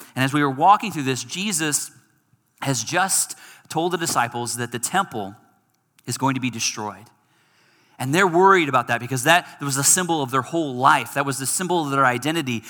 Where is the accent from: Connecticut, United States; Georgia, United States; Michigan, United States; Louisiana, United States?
Michigan, United States; moved away; I'm from Michigan